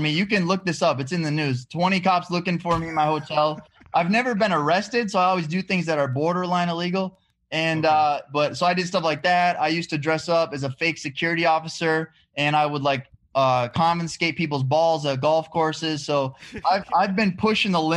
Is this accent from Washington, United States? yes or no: no; Walker, Minnesota, United States; moved away as an adult; also born or lived in Hawaii; I'm from Walker, Minnesota. Lived there my whole life. And then when I turned 18 years old